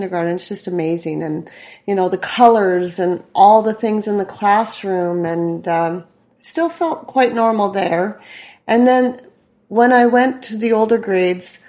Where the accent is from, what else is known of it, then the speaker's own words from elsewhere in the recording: Saskatoon, Saskatchewan, Canada; I grew up here in Saskatoon in the west side.